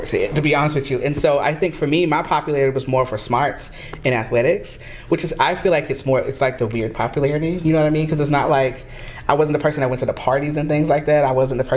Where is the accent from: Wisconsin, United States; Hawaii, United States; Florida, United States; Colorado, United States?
Florida, United States; I'm from Florida